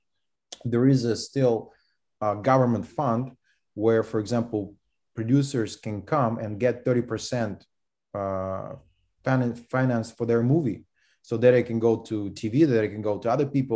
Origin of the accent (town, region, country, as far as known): Russia; English is a second language; moved away as an adult